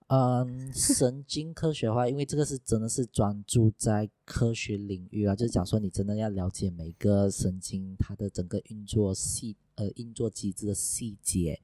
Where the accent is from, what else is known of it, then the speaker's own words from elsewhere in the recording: Sarawak, Malaysia; now in Johor, Malaysia; 我来自沙拉哇，不过目前在 Roadflow 做广播